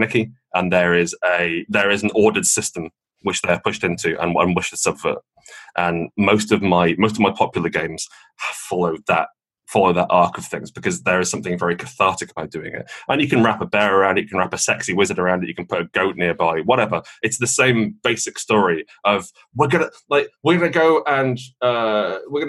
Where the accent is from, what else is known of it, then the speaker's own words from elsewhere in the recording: United Kingdom; I personally don't mind being British